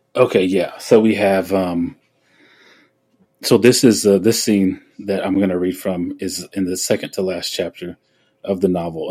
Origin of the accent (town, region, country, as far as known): Oklahoma, United States; born or raised there